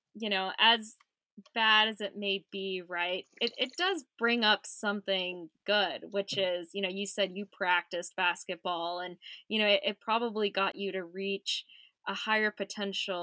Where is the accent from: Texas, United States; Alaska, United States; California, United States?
California, United States; San Jose; my childhood was in San Jose, California